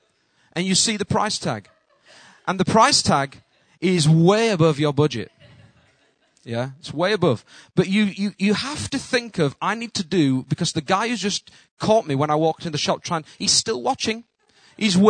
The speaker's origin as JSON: {"language": "English", "country": "United Kingdom", "accent": "Northern", "said": "my accent, they just think, Northerner"}